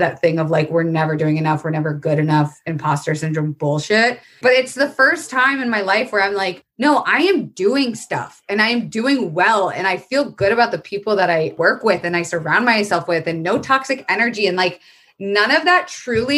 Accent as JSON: {"language": "English", "region": "Florida", "country": "United States", "tie": "born or raised there", "moved": "yes", "said": "I was raised in Florida, which is a very fucked up, insane place."}